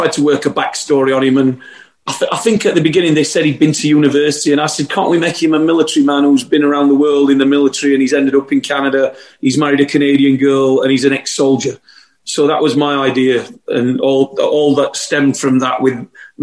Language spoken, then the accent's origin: English; Sheffield, Yorkshire and the Humber, United Kingdom; moved away as an adult; now in London, United Kingdom; I found an acting group in Sheffield in my hometown